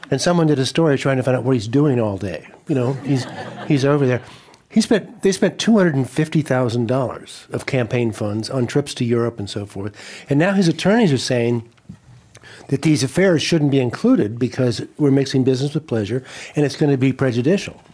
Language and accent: English; Colorado, United States; now in California, United States; I'm from Colorado